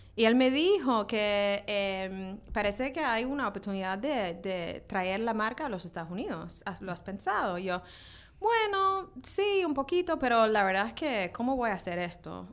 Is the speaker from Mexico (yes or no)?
no; Australia; now in New York, United States; crecí en Australia